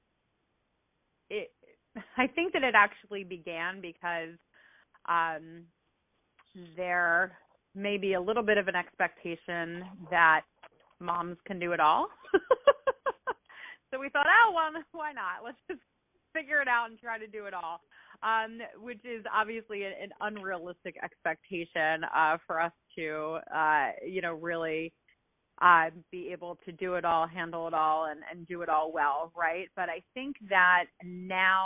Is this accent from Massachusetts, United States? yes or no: no; New Jersey, United States; moved away as an adult; also born or lived in Baltimore, Maryland / California; I grew up in South Jersey, right outside of the Philadelphia area